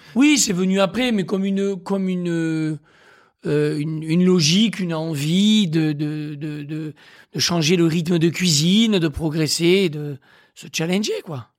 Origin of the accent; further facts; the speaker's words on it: Aveyron, Occitania, France; moved away as an adult; now in Paris, France; moi, je suis né dans l'Aveyron, je suis un bon élève. C'est-à-dire que j'ai grandi avec des racines saines, dans une famille aimante